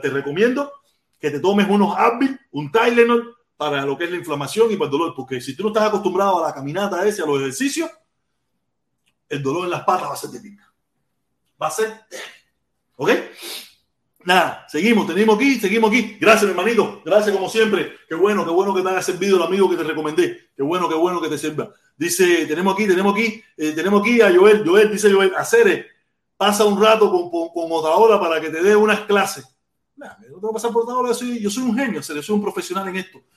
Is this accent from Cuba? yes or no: yes; Cuba; moved away; yo a Cuba no regreso porque no es, un país que no, no me garantiza, no me garantiza mi derecho a mi libre expresión, a mi soberanía, a, plantear, a decir lo que quiero y que yo pueda y que yo vaya a regresar a mi país de origen